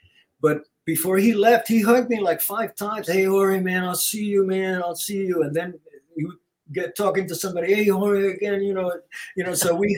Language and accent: English; New York, United States; now in Los Angeles, United States; I came from New York, moved to LA and like in part of 69.